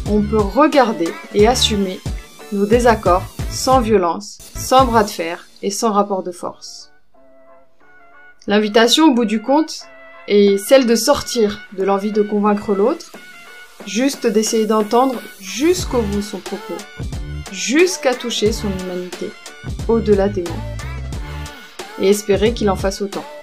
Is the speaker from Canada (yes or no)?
no; Algeria; born there; moved away; also born or lived in Switzerland / France; Euh, je suis née en Algérie. Je suis partie au moment de la guerre civile et j'ai beaucoup bougé. J'ai vécu un temps en Suisse, un temps en France.